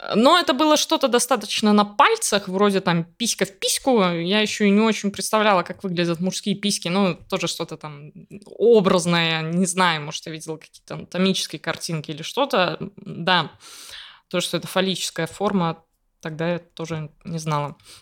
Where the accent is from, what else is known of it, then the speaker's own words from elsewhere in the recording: Riga, Latvia; я из Риги, я родилась и выросла здесь